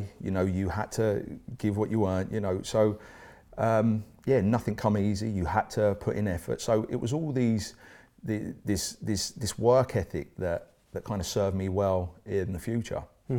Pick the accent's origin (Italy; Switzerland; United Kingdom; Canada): United Kingdom; East of England; now in Swansea, United Kingdom; So I had to make a fresh start, and I came from Essex to Swansea, which is where I'm now living with my beautiful wife Emma